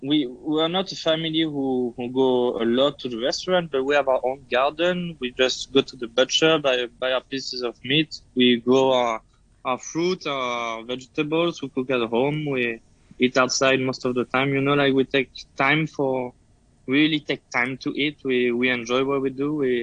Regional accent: France; English is a second language; also born or lived in United States; Yeah, I did. I went to culinary school in France, and then I went to US to work a little bit when I was really younger.

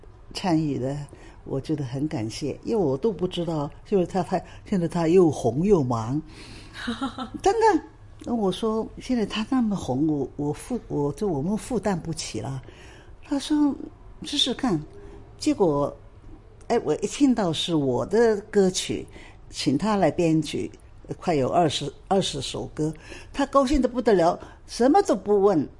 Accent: Hong Kong; also born or lived in Shanghai; 因为呢，我是香港也好，上海也好，我是中国人，

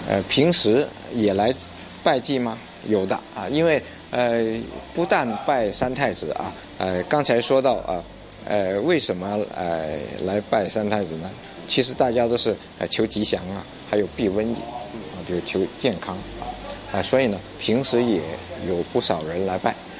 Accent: Wuhua, Guangdong, China; 我家乡五花，也确实就是咔咔咔，就是打石头的

